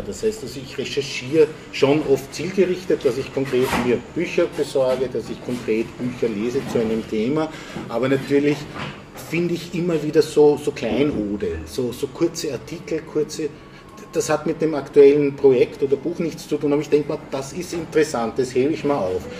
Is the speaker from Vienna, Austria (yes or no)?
yes; Vienna, Austria; in Wien geboren, aufgewachsen und ich könnte fast sagen, auch die Stadt nie verlassen